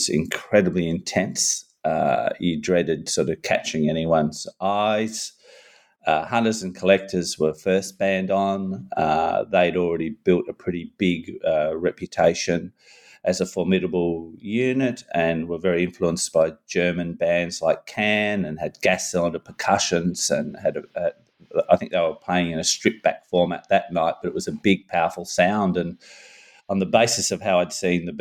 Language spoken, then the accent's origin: English; Newcastle, New South Wales, Australia; in Newcastle, my hometown